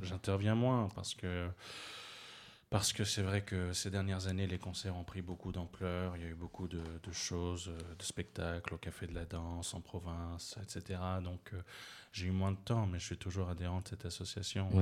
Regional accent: Gabon; je suis né au Gabon, c'est un pays francophone.

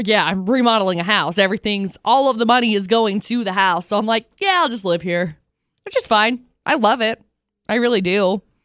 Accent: Tremonton, Utah, United States; also born or lived in Vernal, Utah; now in Logan, United States; I'm in Logan and, you know, I grew up in Tremont

